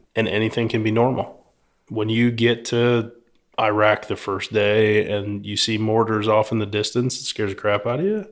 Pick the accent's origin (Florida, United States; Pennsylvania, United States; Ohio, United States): Pennsylvania, United States; Philadelphia; now in Houston, United States